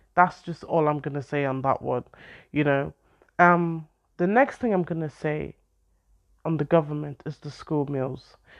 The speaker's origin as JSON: {"language": "English", "country": "Ireland", "tie": "born or raised there", "moved": "yes", "lives_now": "United Kingdom", "said": "I grew up in Ireland"}